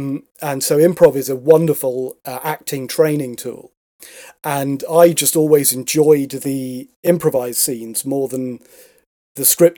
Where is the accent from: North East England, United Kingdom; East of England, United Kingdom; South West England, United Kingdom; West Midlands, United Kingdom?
West Midlands, United Kingdom; Stratford-upon-Avon; now in London, United Kingdom; Stratford upon Avon.